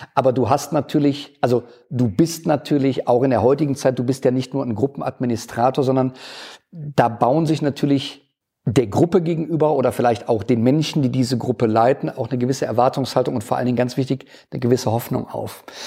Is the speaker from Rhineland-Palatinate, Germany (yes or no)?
no; Erftstadt, North Rhine-Westphalia, Germany; moved away as an adult; now in Nettersheim, Germany; ich bin ähm, gebürtiger Erftstädter, habe da immer gelebt